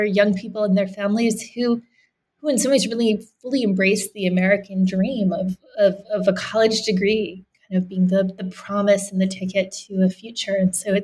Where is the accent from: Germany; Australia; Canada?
Canada; moved away; I grew up in Canada